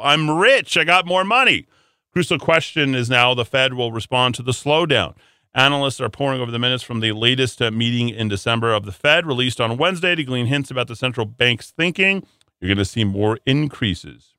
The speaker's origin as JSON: {"language": "English", "town": "Albuquerque", "region": "New Mexico", "country": "United States", "tie": "born or raised there", "said": "my hometown of Albuquerque, New Mexico"}